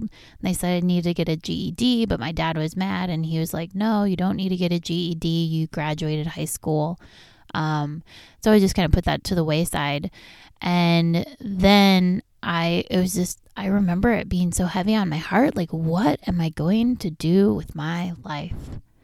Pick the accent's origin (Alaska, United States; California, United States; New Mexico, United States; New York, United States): California, United States; Riverside; also born or lived in La Habra, California; We grew up on, in Riverside, California, on Oakwood Place, and these were some of the best memories of my childhood